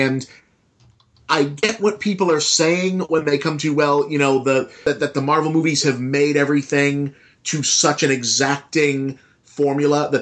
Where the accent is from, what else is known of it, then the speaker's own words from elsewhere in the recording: United States; I'm an American